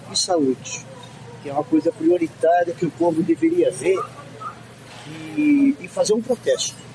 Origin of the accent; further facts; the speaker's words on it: Brazil; como brasileiro